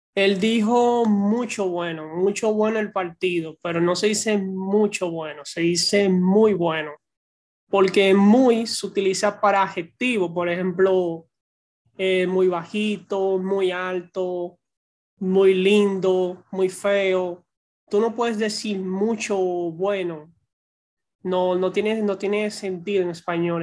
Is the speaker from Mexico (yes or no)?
no; Dominican Republic; soy de la República Dominicana